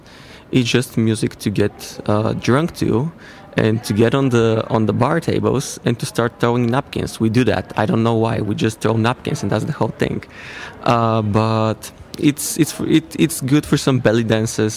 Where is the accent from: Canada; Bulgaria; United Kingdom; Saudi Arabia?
Bulgaria; I'm from Bulgaria